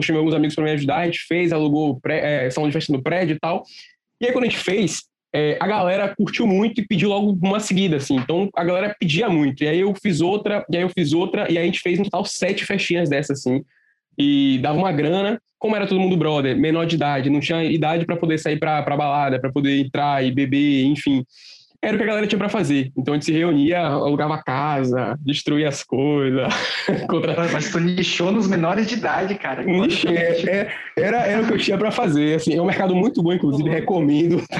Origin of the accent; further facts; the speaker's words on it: Fortaleza, Ceará, Brazil; born there; Eu, na real, eu sou de... eu nasci em Fortaleza, né? Nasci ali cedo, então eu vou todo ano.